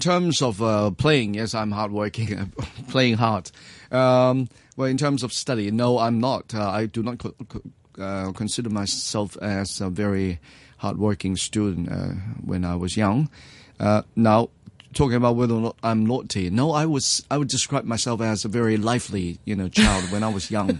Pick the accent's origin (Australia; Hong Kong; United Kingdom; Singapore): Hong Kong; New Territories; I was born in Hong Kong, actually, to be precise, uh, in Mill Territory. Uh, I came from, uh, the rural family